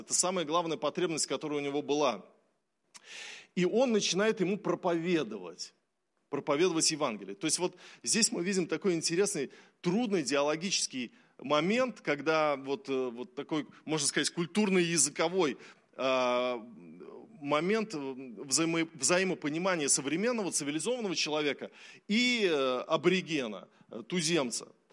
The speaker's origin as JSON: {"language": "Russian", "country": "Russia", "tie": "born or raised there", "said": "мы верим в Иисуса Христа, потому что мы все родились в России"}